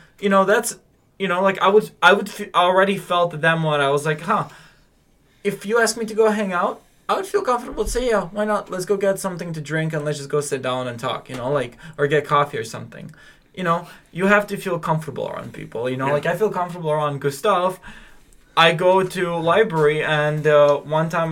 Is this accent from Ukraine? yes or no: yes; Ukraine; I'm from Ukraine